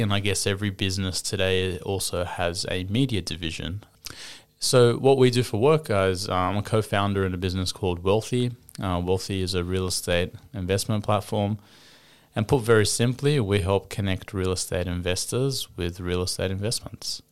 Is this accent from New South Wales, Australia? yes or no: yes; Sydney, New South Wales, Australia; also born or lived in Kuwait; I've grown up in Sydney, Australia, predominantly the western suburbs of Sydney